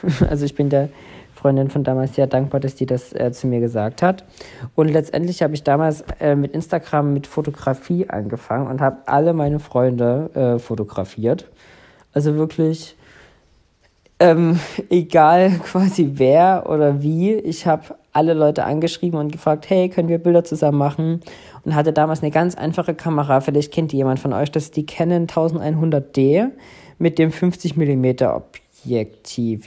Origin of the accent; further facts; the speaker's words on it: Saxony, Germany; so bin ich dann letztendlich hier in Sachsen groß geworden